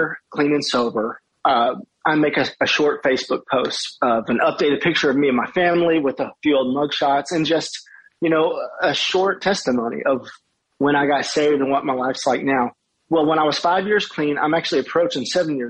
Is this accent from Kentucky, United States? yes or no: yes; Madisonville, Kentucky, United States; my hometown of Madisonville, Kentucky